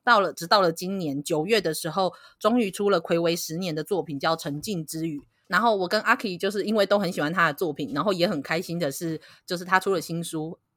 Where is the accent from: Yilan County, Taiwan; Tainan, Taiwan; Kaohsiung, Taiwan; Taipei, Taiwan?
Kaohsiung, Taiwan; 我是高雄人嘛